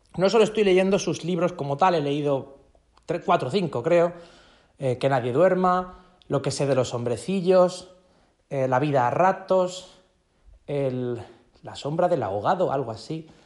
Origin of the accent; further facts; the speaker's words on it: a small town in Murcia, Region of Murcia, Spain; aquí, de mi pueblo, de un pueblecito de, Murcia, de España.